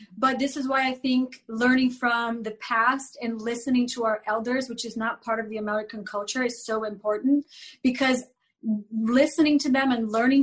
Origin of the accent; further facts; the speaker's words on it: Brazil; moved away; I grew up in Brazil in the 80s